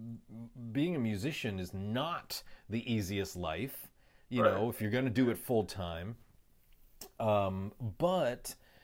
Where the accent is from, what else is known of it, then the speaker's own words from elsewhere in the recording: United States; I grew up here